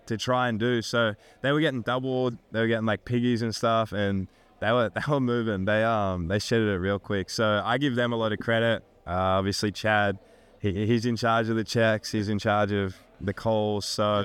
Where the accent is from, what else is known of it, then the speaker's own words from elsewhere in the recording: Australia; moved away as an adult; now in United States; growing up in Australia